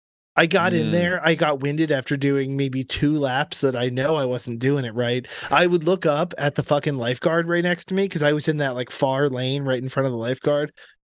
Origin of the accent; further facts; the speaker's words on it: Florida, United States; I grew up in Florida. In fact, I grew up near a really great surfing beach in Florida